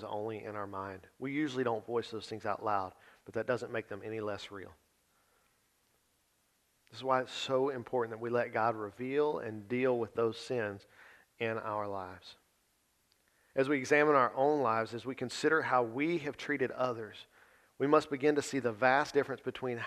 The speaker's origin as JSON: {"language": "English", "region": "the South", "country": "United States", "said": "most of us have been born and raised in the South"}